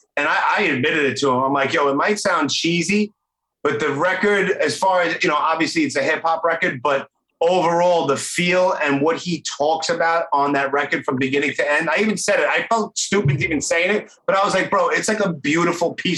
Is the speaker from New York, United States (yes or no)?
yes; New York City, New York, United States; I grew up in Canarsie too.